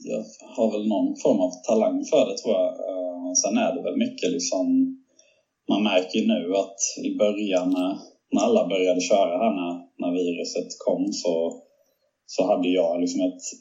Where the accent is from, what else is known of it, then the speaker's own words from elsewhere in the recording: Sweden; moved away as an adult; also born or lived in Monaco; now in Indianapolis, United States; hemma i Sverige